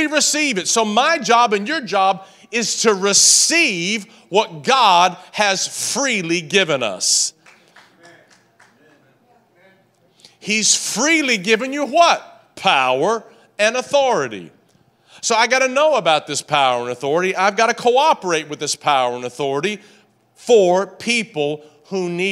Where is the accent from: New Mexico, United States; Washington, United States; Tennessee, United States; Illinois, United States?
Tennessee, United States; I was raised in Tennessee